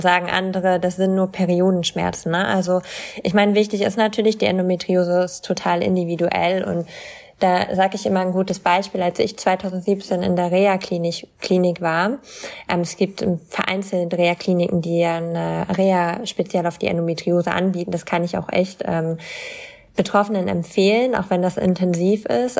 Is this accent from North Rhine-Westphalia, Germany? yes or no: no; East Frisia, Lower Saxony, Germany; ich komme halt aus Ostfriesland